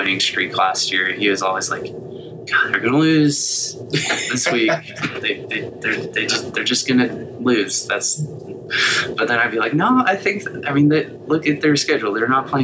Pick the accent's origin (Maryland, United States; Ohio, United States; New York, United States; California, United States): California, United States; Northern; I grew up in Northern California